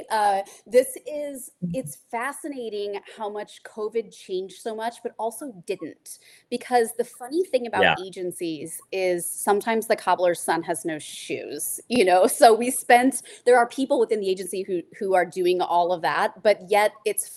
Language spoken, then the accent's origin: English; Nebraska, United States; moved away; I grew up in Nebraska